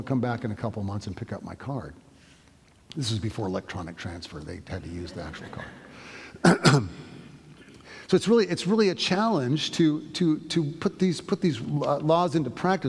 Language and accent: English; United States; I'm an American.